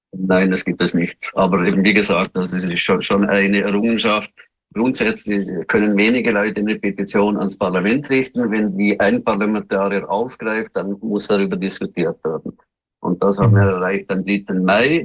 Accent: Liechtenstein; bei uns in Lichtenstein

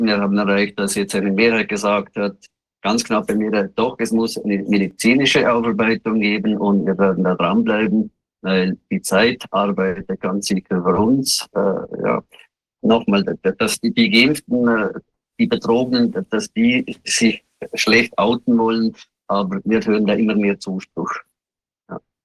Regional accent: Liechtenstein; bei uns in Lichtenstein

